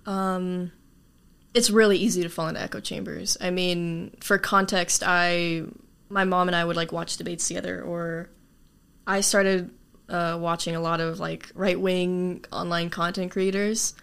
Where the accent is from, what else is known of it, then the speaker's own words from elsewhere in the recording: Tucson, Arizona, United States; also born or lived in Chile / Graham County, Arizona; I've been in Arizona all my life, basically, but not necessarily in Tucson. I used to live in uh, over in Graham County.